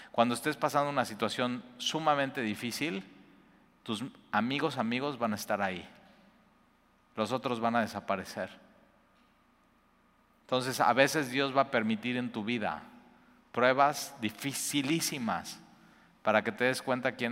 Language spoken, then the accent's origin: Spanish; Cuernavaca, Morelos, Mexico; now in Veracruz, Mexico; Y yo vengo de Cuernavaca, llegamos más o menos así juntos.